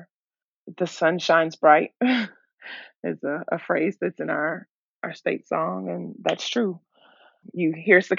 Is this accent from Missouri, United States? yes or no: no; Richmond, Kentucky, United States; now in Louisville, United States; I was born and raised in Richmond, Kentucky, which is a community in central Kentucky, just south of Lexington